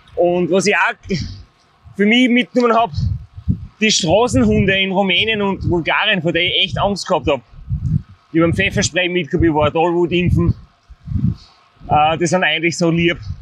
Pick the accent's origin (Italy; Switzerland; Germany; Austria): Austria; Styria; als Steirer